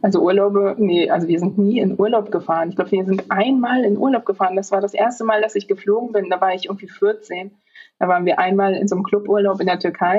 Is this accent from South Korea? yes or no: no; Poland; also born or lived in Hanover, Germany; now in Berlin, Germany; dann muss ich Polnisch sagen